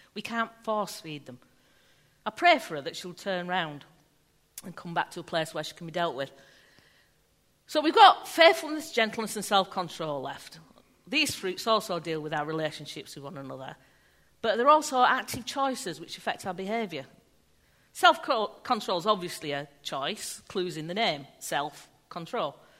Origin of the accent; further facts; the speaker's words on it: England, United Kingdom; we're English, so we're rubbish with words